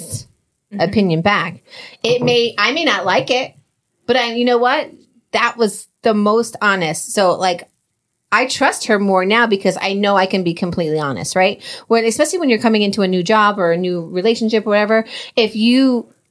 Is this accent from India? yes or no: no; New Jersey, United States; we're both from Jersey